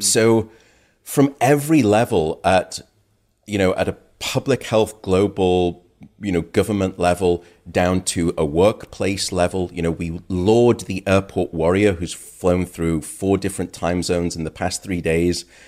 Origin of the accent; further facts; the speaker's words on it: United Kingdom; now in United States; My home country, uh, the UK